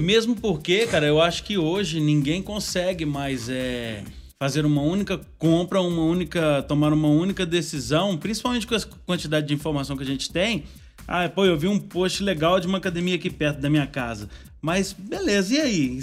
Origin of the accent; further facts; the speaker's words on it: Minas Gerais, Brazil; nós que somos mineirinho, a gente tem que frisar o seguinte, a gente é mineiro